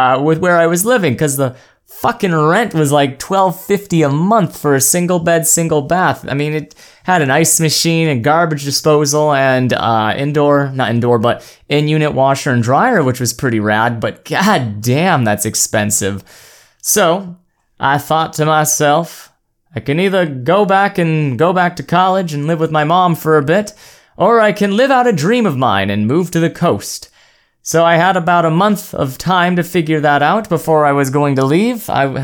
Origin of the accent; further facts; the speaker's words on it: California, United States; also born or lived in Oregon / Arizona; I was born in Oregon back in 1997, moved to Arizona, lived out my time there, went to elementary school, that fun stuff, went over to California and did middle school, high school